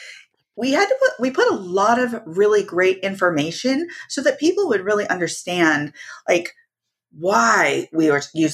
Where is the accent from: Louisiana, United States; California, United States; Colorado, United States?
California, United States; Santa Cruz; also born or lived in Anaheim, California; I was born and raised in California, born in Anaheim. And then we migrated over to Santa Cruz, California, where most of my family is